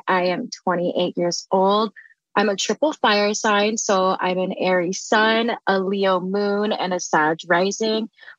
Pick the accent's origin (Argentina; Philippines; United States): Philippines; I'm Filipino and I lost my Lola about 2 years ago.